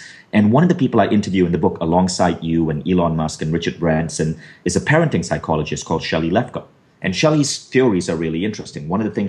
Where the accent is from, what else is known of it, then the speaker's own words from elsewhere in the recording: North India, India; I had Caucasian features like a larger nose and hair on my arms and legs because I'm Northern Indian.